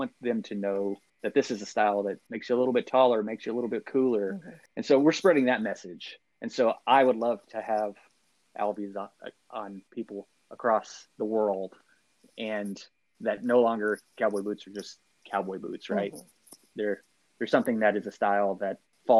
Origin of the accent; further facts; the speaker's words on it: Athens, Texas, United States; I'm from Athens, Texas